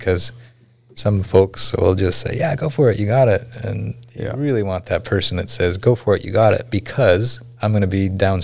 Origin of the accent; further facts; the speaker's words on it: McGrath, Alaska, United States; I grew up out there. That's my hometown, McGrath.